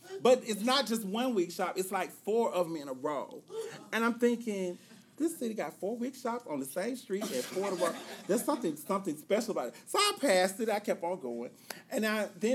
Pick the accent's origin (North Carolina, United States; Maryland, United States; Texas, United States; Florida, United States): North Carolina, United States; Greensboro; my hometown newspaper, the Greensboro News and Record